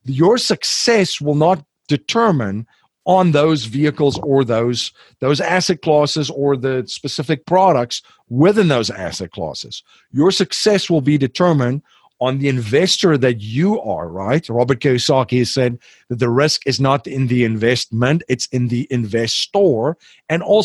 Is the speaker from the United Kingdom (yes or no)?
no; South Africa; I'm from South Africa